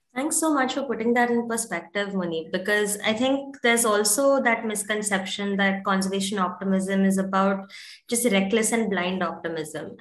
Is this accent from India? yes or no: yes; India; being born and brought up in India